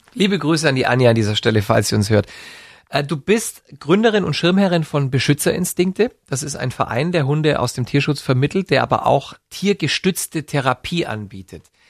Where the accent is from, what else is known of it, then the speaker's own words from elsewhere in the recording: Neu-Ulm, Bavaria, Germany; in Neu-Ulm, in Schwaben, wo ich herkomme